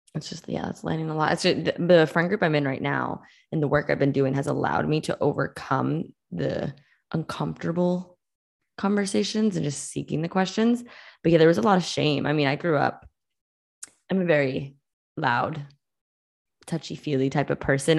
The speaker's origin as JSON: {"language": "English", "region": "Massachusetts", "country": "United States", "tie": "born or raised there", "said": "I grew up in Mass"}